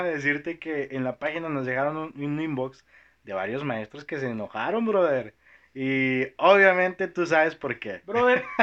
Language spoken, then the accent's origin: Spanish; Toluca, State of Mexico, Mexico; now in Monterrey, Mexico; es del centro, pero soy de Toluca, así es.